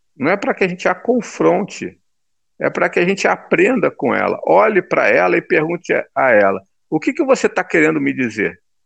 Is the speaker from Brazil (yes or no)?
yes; Brazil; Nós, né, que somos brasileiros